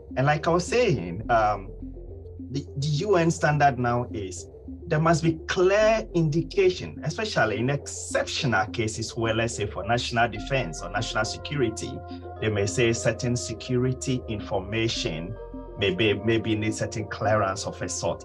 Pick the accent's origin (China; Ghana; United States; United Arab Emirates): Ghana; my home country, Ghana, hasn't been doing too well